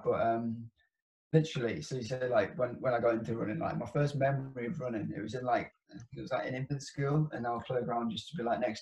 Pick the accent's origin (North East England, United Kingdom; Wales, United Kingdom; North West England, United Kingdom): North East England, United Kingdom; Framwellgate, Durham; We are from Framlower in Durham